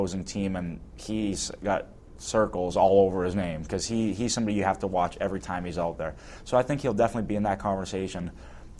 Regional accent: St. Louis, Missouri, United States; growing up in St. Louis

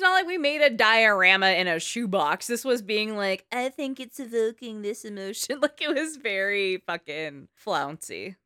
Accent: the Bay Area, California, United States; I'm from the Bay. It's an accent.

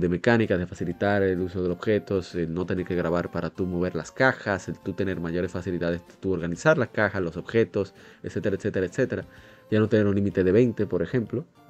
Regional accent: Dominican Republic; en mi país

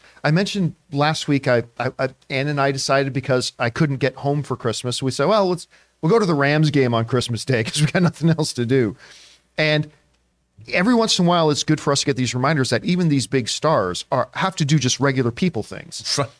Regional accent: Canada; as somebody who spent some of my years growing up on the Campia Ranch up in Canada, my dad would often have to, you know, pull out the tractor and plow snow around the ranch

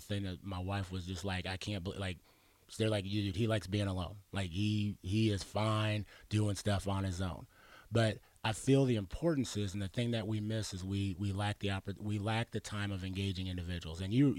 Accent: Arizona, United States; also born or lived in Pittsburgh / Washington / New Mexico

